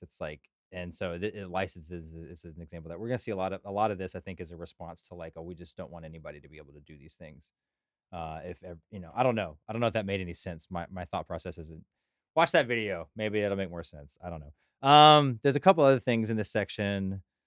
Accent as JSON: {"language": "English", "town": "Burleson", "region": "Texas", "country": "United States", "tie": "born or raised there", "said": "Growing up in Burleson, Johnson County, we had a bunch of blue laws"}